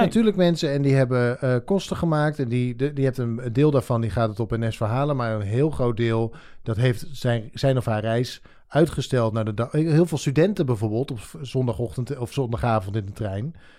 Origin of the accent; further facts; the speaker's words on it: Drenthe, Netherlands; moved away; also born or lived in Rotterdam; ik ben opgegroeid in Drenthe